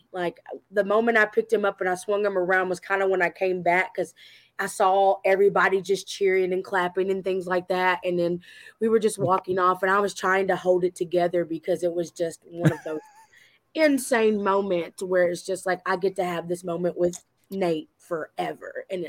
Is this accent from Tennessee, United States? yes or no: yes; Tullahoma, Tennessee, United States; you're talking to a small town girl that's literally in a town called Tullahoma that's maybe less than 5,000 people, and you're just like, you know, maybe 3,000 people altogether. It's a very small town. One main road connects us from point A to point B.